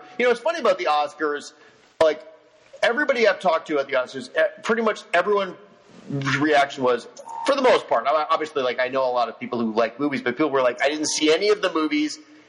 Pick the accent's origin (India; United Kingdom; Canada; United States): United States; I'm an American